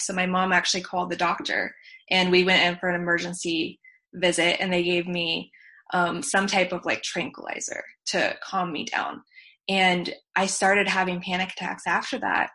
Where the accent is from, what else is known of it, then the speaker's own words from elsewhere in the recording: Virginia, United States; I was born in Virginia